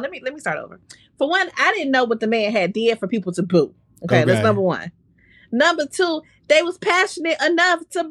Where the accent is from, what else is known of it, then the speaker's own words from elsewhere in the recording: Chicago, Illinois, United States; as a Chicagoan